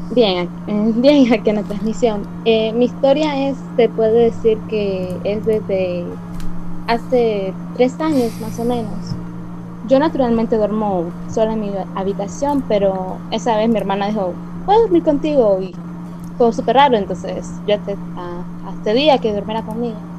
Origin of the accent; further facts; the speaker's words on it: Nicaragua; Yo soy de Nicaragua